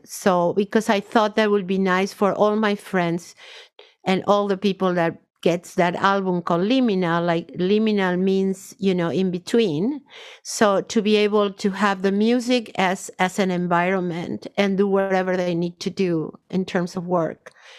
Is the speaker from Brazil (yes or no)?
yes; North Region, Brazil; English is a second language; I grew up in Brazil, in the north of Brazil, Yoruba tradition.